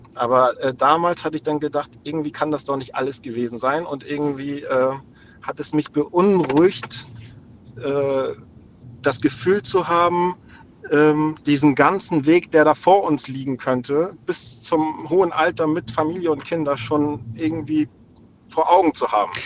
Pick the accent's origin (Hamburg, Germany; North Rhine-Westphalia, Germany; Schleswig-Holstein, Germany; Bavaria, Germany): Hamburg, Germany; also born or lived in Lübeck; Ich bin in Hamburg aufgewachsen, nee, in Lübeck geboren und in Hamburg aufgewachsen.